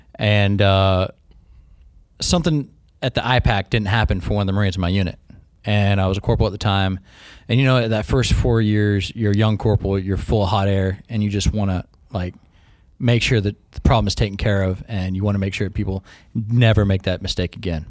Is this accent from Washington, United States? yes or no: yes; Humptulips, Washington, United States; moved away; also born or lived in Aberdeen, Washington / Grays Harbor; I say I'm from Aberdeen 'cause nobody really knows my exact hometown, which is Hump Tulips, Washington